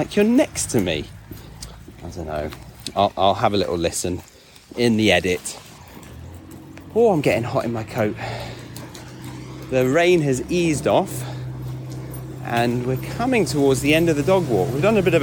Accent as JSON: {"language": "English", "region": "England", "country": "United Kingdom", "said": "We're all English"}